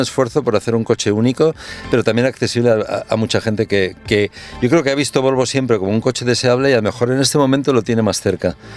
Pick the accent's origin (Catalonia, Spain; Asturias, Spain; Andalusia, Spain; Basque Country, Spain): Catalonia, Spain; Castelldefels; me crié aquí en Castelldefels